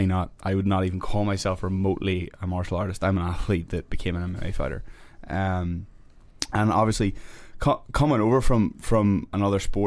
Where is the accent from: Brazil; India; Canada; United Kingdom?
United Kingdom; Belfast, Northern Ireland; now in United States; grew up in North Belfast